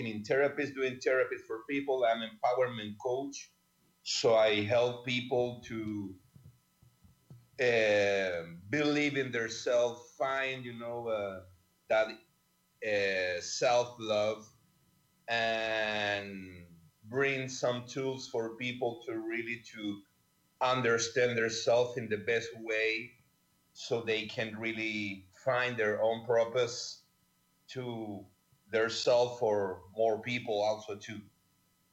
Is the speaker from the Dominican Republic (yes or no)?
no; Chile; I'm from Chile. I born there